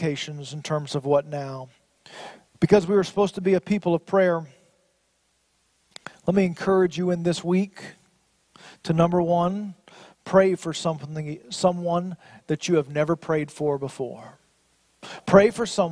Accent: United States; As an American

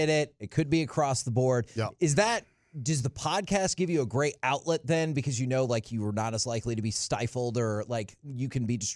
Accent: Boston, Massachusetts, United States; I'm from Boston.

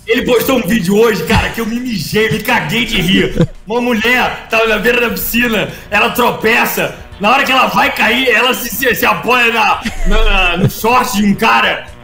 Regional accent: São Paulo, Brazil; sou paulista, né, Léo? Minha margem é sertanejo.

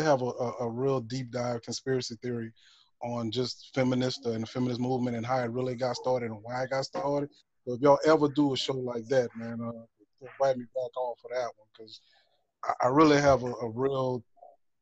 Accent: Lutcher, Louisiana, United States; also born or lived in Lafayette, Louisiana; I was the only one that actually claimed Lutcher

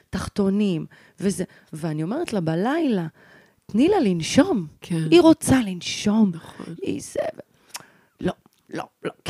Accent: North, Israel; גדלתי בצפון.

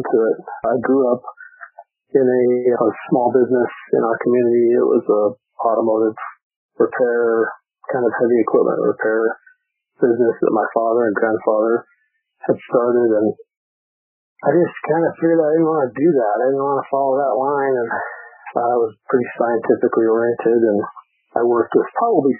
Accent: Greeley, Colorado, United States; moved away as an adult; also born or lived in Bethesda, Maryland; I grew up in Greeley, Colorado, north of Denver.

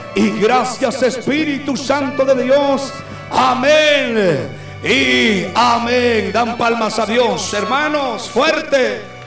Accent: Guatemala; nuestra Guatemala

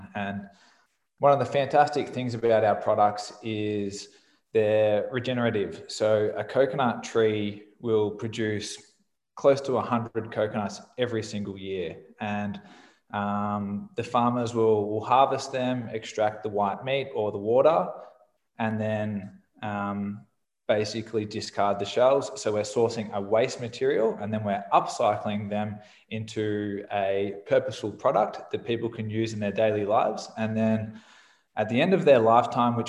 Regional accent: Australia; I'm Australian, which you can probably tell from my voice.

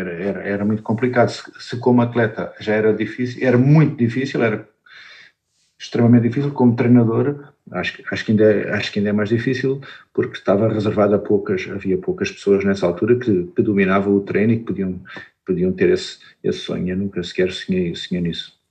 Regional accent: Faro, Algarve, Portugal; eu sou de Faro, quando, quando estudava no Liceu de Faro

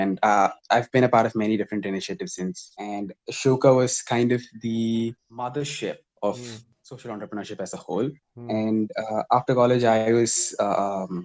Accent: Tiruchirappalli, Tamil Nadu, India; I went to school in a place called Kamalani Ketin, which is in my hometown.

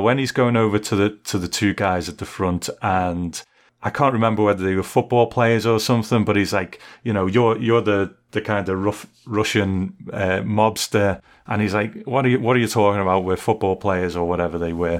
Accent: United Kingdom; I'm a Brit

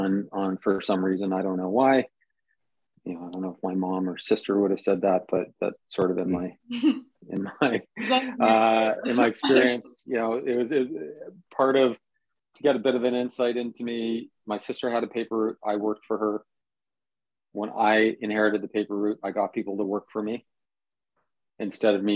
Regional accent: Toronto, Ontario, Canada; first language Italian; English is a second language; my first memories are living in a house with 12 people in, you know, near where I'm living right now.

